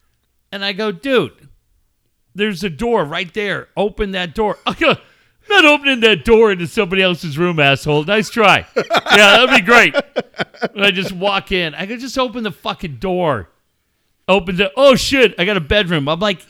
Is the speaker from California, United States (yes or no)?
yes; San Diego, California, United States; Well, you know, we're from San Diego.